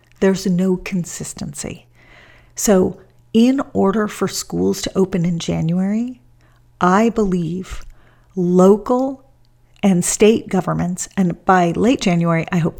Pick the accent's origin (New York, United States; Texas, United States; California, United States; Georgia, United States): California, United States; Los Angeles; my hometown of Los Angeles